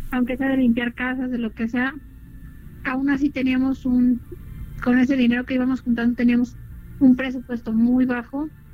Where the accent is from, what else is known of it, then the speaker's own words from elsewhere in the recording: Nezahualcóyotl, State of Mexico, Mexico; Nosotros somos de Nezahualcóyotl